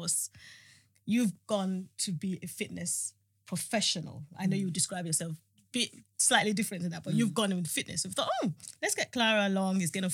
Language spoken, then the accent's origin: English; Nigeria; I'm a Nigerian woman, you know, I'm going to be 52